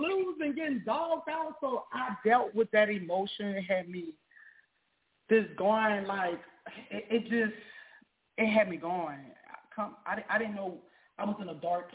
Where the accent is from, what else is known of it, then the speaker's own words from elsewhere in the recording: Louisiana, United States; also born or lived in South Dallas, Texas; now in Dallas, United States; although I'm born and raised in Louisiana, I've been out here 17 years, I rep Bond Farm, South Dallas